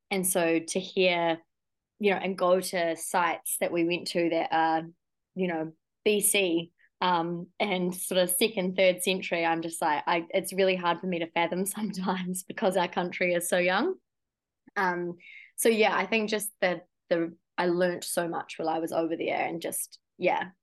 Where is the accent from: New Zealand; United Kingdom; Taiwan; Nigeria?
New Zealand; you'd think being so isolated down in New Zealand